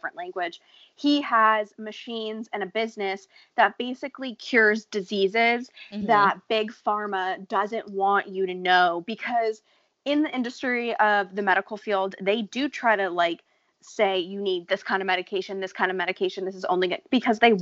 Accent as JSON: {"language": "English", "country": "United States", "said": "I'm from America."}